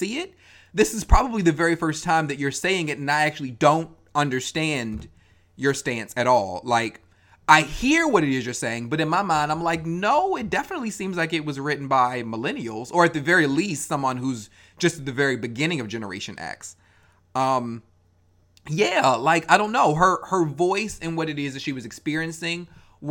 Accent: Baltimore, Maryland, United States; that being my hometown

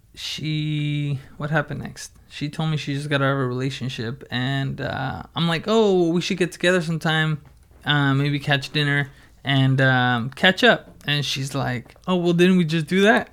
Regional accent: Oxnard, California, United States; Born and raised in Oxnard and, um, yeah, just, I've done everything here in Oxnard.

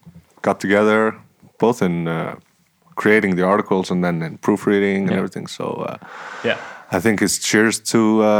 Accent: Iceland; And I'm from Iceland, so I'm very biased.

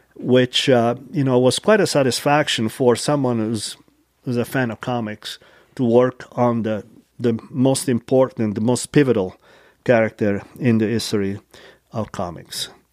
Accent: Taranto, Apulia, Italy; now in Utah, United States; from, uh, nice coast town in southern Italy called Taranto

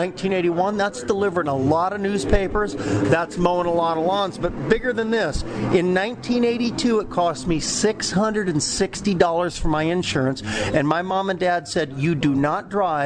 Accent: Los Angeles, California, United States; I grew up in the San Fernando Valley

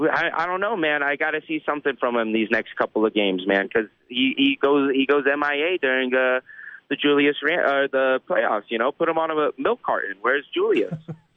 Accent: New York, United States; Well, you know, as a New Yorker

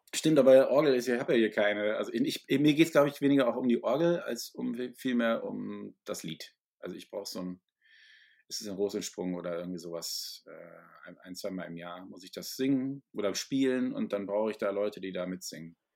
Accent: Ruhr area, North Rhine-Westphalia, Germany; also born or lived in Essen; ich bin, wie gesagt, im Ruhrgebiet zur Schule gegangen

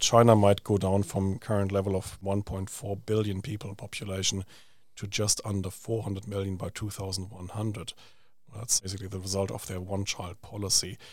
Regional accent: Germany; moved away; I grew up in Germany

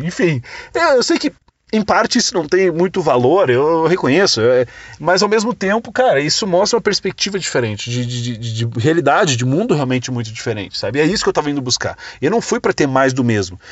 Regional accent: Brazil; sou do Brasil, eu tenho uma empresa chamada Escola do Marketing Digital no Brasil

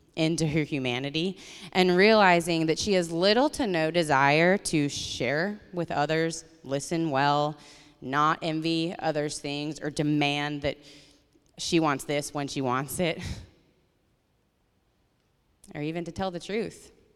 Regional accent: Colorado, United States; my family and growing up in Colorado

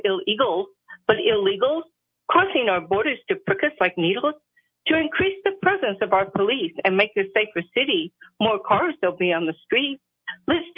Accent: Biloxi, Mississippi, United States; now in Albuquerque, United States; I was born and bred in Biloxi, Mississippi

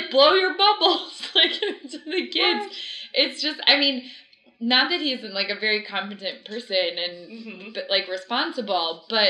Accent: Florida, United States; I grew up in Florida

